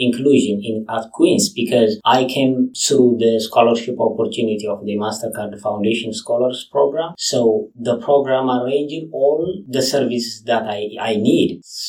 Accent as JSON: {"language": "English", "country": "Ethiopia", "moved": "as an adult", "lives_now": "Canada", "said": "I came from Ethiopia"}